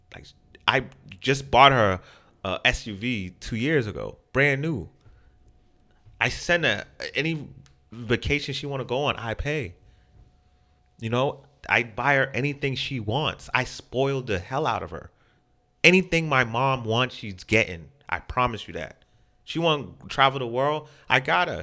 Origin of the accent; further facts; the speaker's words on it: Boston, Massachusetts, United States; I grew up in Phil's Corner